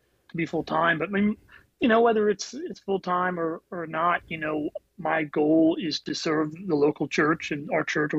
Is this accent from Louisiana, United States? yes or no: yes; New Orleans, Louisiana, United States; also born or lived in New Jersey; I was born in New Jersey. My dad took a transfer down to New Orleans when I was just really young